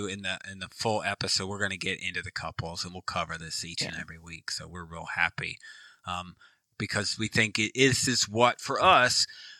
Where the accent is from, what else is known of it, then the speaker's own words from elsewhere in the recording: Germany; now in Virginia Beach, United States; And then I came from Germany to Virginia Beach, and we were married in 90 days.